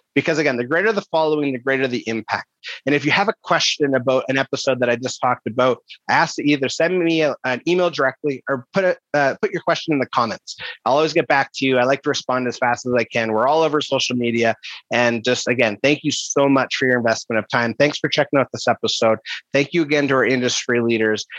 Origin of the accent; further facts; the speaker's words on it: Kelowna, British Columbia, Canada; in a city, which is my hometown, Kelowna, British Columbia